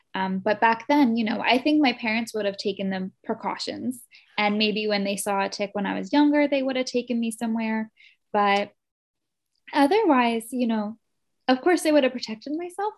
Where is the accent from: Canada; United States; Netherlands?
United States; New Jersey; also born or lived in Morristown, New Jersey; I was born in North Jersey, but I had moved to South Jersey when I was two years old. Um, so I've been in New Jersey my whole life. I grew up here